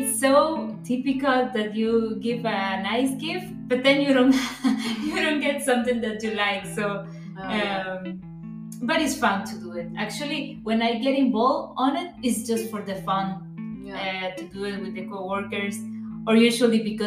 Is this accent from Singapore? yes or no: no; Costa Rica; moved away as an adult; now in Germany; I am from Costa Rica. Right now, I've been living here in Germany already for 2 years